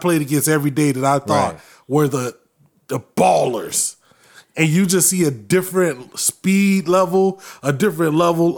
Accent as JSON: {"language": "English", "town": "Winter Park", "region": "Florida", "country": "United States", "tie": "born or raised there", "said": "growing up in Winter Park"}